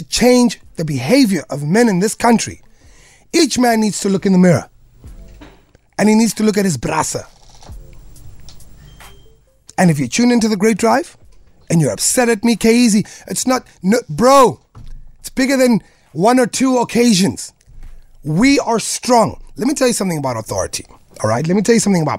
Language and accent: English; South Africa; as a South African man